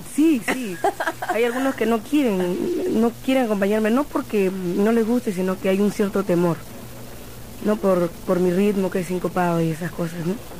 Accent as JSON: {"language": "Spanish", "region": "Lima", "country": "Peru", "tie": "born or raised there", "moved": "yes", "said": "en Lima mismo nací."}